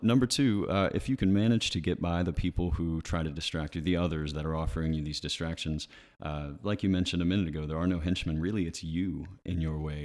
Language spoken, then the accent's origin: English; Ridgeville, United States; now in Somerville, United States; I grew up in Ridgeville